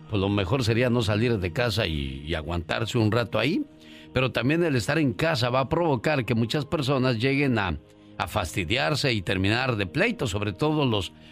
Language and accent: Spanish; Guerrero, Mexico; Un día salí de Guerrero, pero Guerrero nunca salió de mí.